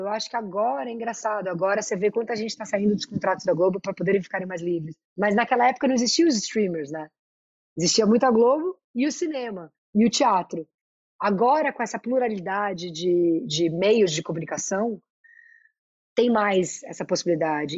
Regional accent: São Paulo, Brazil; Eu sou muito da Vila Madalena, eu sou muito paulista, paulistana

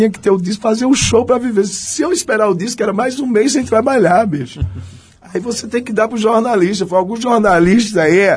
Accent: Northeast Region, Brazil; Porque eu, eu porque eu falo, vim do Nordeste, falo pra caralho, penso.

